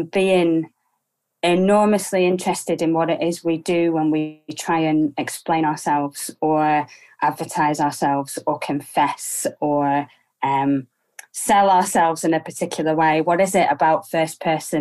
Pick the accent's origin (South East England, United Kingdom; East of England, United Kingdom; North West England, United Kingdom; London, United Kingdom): North West England, United Kingdom; Preston; also born or lived in Cambridge; I was born in Preston in the early 80s. Very ordinary working class family.